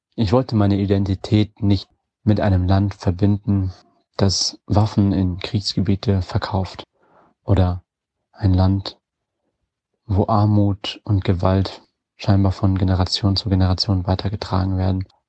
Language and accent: German; Wiesbaden, Hesse, Germany; also born or lived in Yemen; Mit fünf Jahren bin ich nach Deutschland aus dem Jemen gekommen und dann in Wiesbaden aufgewachsen